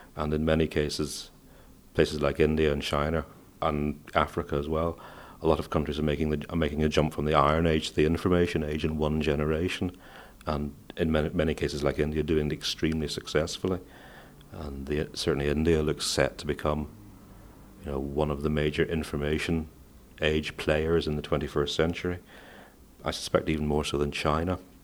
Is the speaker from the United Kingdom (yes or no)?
yes; Northern Ireland, United Kingdom; also born or lived in Manchester, England; I was born in Manchester in England, but I've lived all my life, uh, almost all my life in Northern Ireland